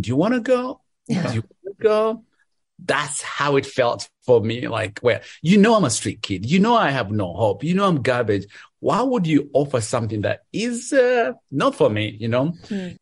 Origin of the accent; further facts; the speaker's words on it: Kabale, Western Region, Uganda; moved away as an adult; now in Charlotte, United States; I live in Charlotte, North Carolina. I'm originally from Uganda, from a small village called Kabale.